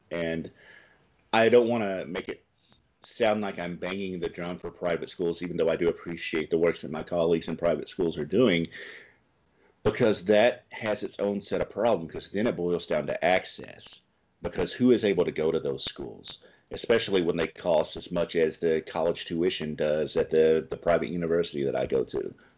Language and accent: English; the South, United States; moved away as an adult; also born or lived in California; now in Milwaukee, United States; I come from the South